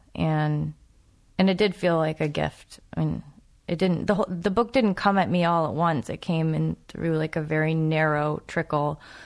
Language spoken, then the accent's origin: English; New England, United States; I'm from New England